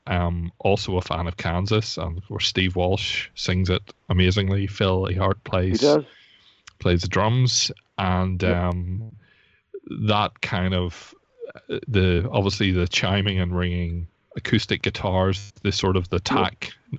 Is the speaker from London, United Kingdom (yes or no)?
no; Belfast, Northern Ireland, United Kingdom; I'm from Belfast